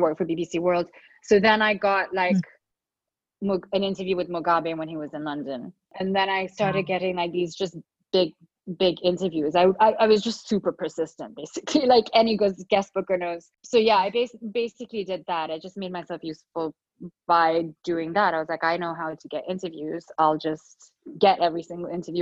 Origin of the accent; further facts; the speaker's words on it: Dubai, United Arab Emirates; moved away; I grew up in Dubai